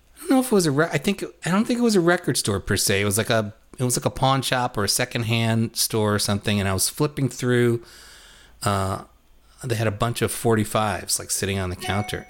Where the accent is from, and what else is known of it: New York City, New York, United States; born or raised there